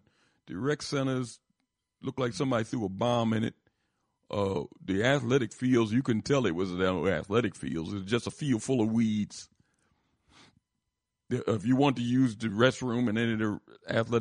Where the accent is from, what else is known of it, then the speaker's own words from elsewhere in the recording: Philadelphia, Pennsylvania, United States; my old area where I grew up in Philadelphia